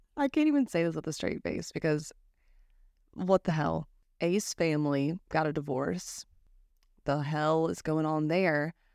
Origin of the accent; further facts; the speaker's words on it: United States; I'm American